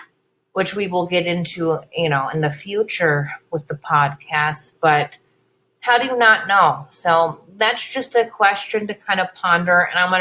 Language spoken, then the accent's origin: English; Bay Area, California, United States; moved away; we're from the Bay Area, and that's what we look like. We look like we're from the Bay Area. We don't look like we're from around here.